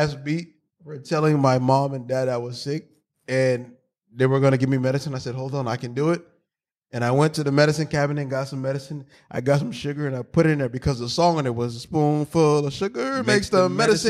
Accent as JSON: {"language": "English", "country": "Jamaica", "tie": "born or raised there", "moved": "yes", "said": "But where I was born in Jamaica, we didn't have"}